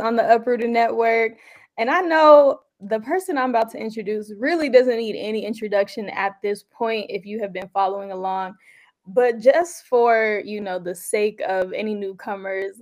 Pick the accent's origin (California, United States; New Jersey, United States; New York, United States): California, United States; San Jose; first language Tigrinya; English is a second language; also born or lived in Sudan; we were both growing up in the Bay Area. You know, you were in San Francisco. I was bouncing around all the cities, but in San Jose